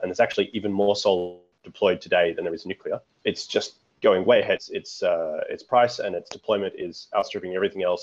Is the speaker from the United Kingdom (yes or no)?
no; Australia; growing up in Australia